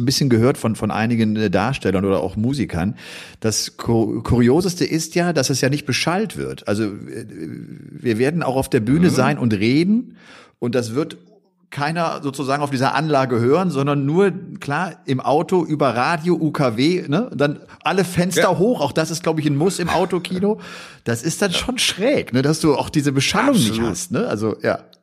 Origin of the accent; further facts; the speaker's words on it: Bergisch Gladbach, North Rhine-Westphalia, Germany; ich komme ja aus der Gegend äh, Köln, bin ja in Bergisch Gladbach geboren. Das ist ein Heimspiel für mich